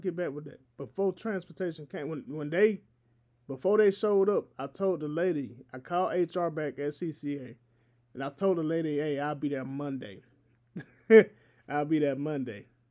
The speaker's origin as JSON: {"language": "English", "region": "Georgia", "country": "United States", "tie": "born or raised there", "said": "I am here in my home state of Georgia, not too far away from Atlanta, not too far away from my people"}